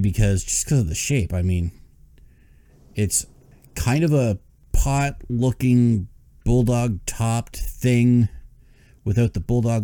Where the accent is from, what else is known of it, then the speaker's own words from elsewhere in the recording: Canada; I'm a Canadian